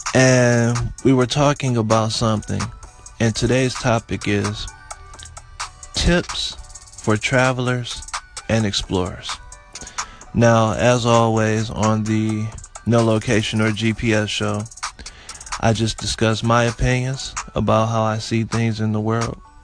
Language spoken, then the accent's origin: English; Detroit, Michigan, United States; I'm from Detroit, Michigan